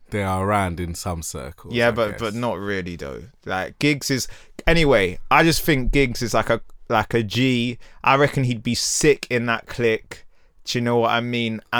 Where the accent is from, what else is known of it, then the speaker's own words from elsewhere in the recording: London, United Kingdom; growing up in Peckham.